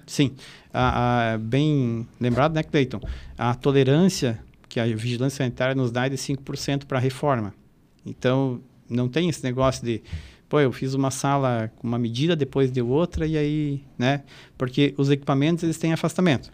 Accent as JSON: {"language": "Portuguese", "town": "Catanduvas", "region": "Santa Catarina", "country": "Brazil", "tie": "born or raised there", "also_born_or_lived": "Blumenau / Florianópolis", "moved": "as an adult", "said": "Eu sou natural do Oeste"}